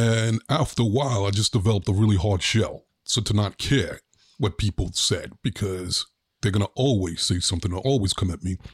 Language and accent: English; New York City, New York, United States; growing up in Brooklyn